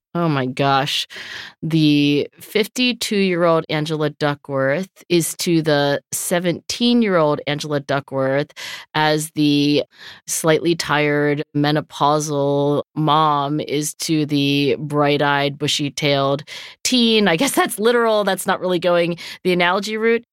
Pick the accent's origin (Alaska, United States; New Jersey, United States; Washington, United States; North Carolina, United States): New Jersey, United States; Cherry Hill; growing up in Cherry Hill, New Jersey